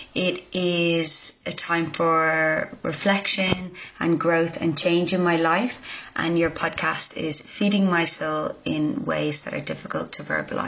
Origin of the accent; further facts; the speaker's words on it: Dublin, Leinster, Ireland; now in Newcastle, Australia; I'm originally from Dublin, Ireland, but I'm now living in Newcastle, Australia.